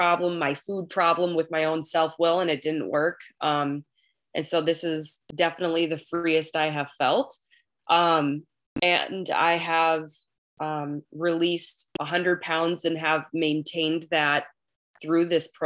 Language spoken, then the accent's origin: English; Minnesota, United States; accent: Minnesotan; I am a recovered compulsive overeater from Minnesota